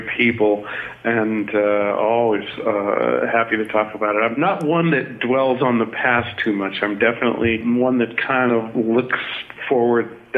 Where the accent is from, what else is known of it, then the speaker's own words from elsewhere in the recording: Boston, Massachusetts, United States; I grew up in Boston, went to school in Boston